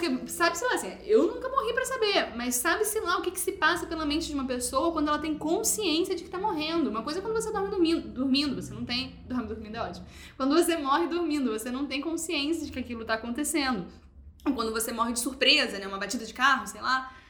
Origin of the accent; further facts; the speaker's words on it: Niterói, Rio de Janeiro, Brazil; Eu que sou de Niterói